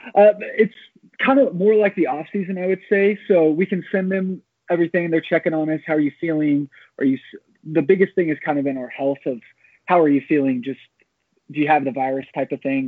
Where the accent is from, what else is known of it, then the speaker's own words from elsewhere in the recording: Amarillo, Texas, United States; moved away as an adult; I decided to move back to my hometown of Amarillo, Texas.